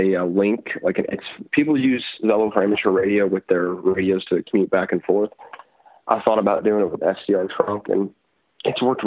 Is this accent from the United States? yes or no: yes; Louisville, Kentucky, United States; also born or lived in Richmond, Kentucky; my hometown of Louisville, Kentucky